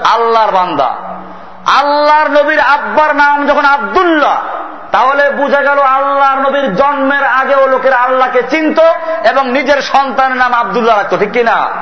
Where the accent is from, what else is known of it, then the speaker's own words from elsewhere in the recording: Barisal, Barisal Division, Bangladesh; আমার বাড়ি বরিশালে